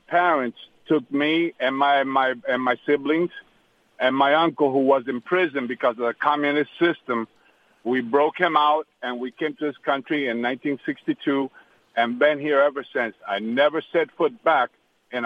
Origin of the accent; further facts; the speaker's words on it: United States; also born or lived in Cuba / Miami, Florida; I was raised in this country